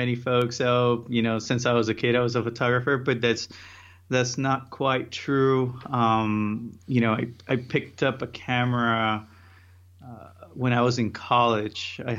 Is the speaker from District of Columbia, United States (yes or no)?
no; Miami, Florida, United States; also born or lived in Puerto Rico; So I'm from Puerto Rico. I was born there. And around 12, I moved to Miami, and that's where I was raised. I went to college there.